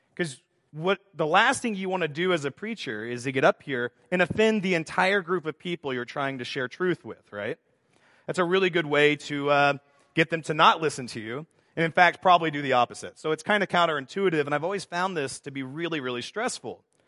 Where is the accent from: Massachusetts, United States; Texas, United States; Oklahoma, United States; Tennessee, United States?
Texas, United States; moved away; also born or lived in Estonia; I grew up in Texas